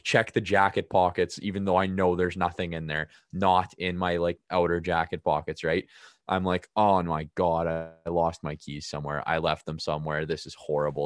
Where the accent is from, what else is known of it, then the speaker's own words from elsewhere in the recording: Regina, Saskatchewan, Canada; I'm from Regina